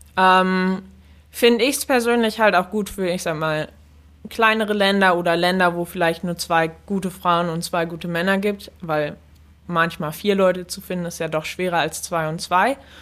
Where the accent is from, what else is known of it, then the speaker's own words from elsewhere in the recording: Germany; moved away as an adult; also born or lived in United States; als Deutscher